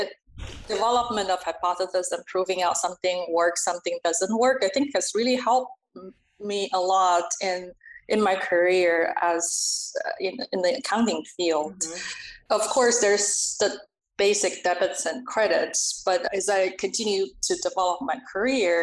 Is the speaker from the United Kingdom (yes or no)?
no; China; moved away as an adult; now in United States; I am an immigrant, born and raised in China, and came to the US as an adult.